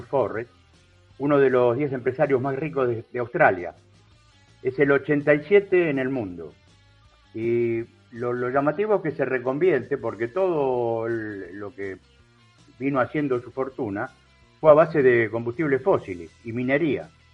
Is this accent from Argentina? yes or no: yes; Argentina; Yo como argentino